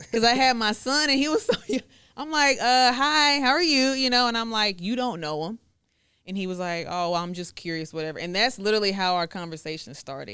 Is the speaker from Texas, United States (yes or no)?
yes; Woodway, Texas, United States; also born or lived in Dallas, Texas / Hewitt, Texas / Waco, Texas; I grew up in Woodway